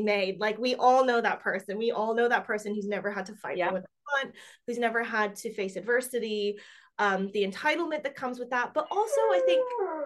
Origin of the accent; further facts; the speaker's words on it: United States; now in England, United Kingdom; I'm an American